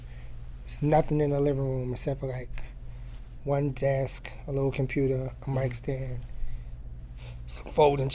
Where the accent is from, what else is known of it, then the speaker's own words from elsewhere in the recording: New York City, New York, United States; I'm from Queens, and I grew up around like DJ Clue.